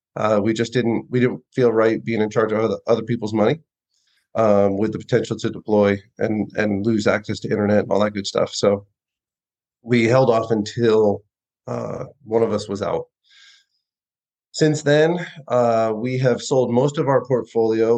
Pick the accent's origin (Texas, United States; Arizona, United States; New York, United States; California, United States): Texas, United States; Austin; we're from Austin, Texas.